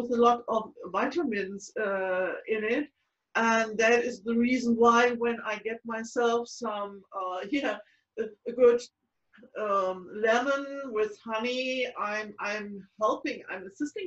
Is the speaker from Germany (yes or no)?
yes; Frankfurt, Hesse, Germany; born in 1938 in my hometown, Frankfurt